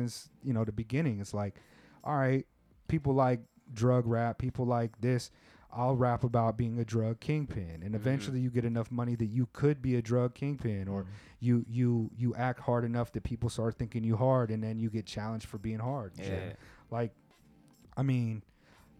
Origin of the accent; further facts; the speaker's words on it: West Coast, United States; I come from the West Coast